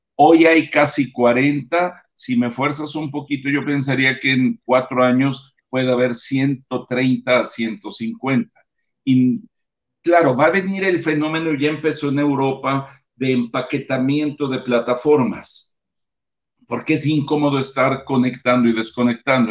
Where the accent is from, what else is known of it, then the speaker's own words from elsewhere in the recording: Mexico; como mexicanos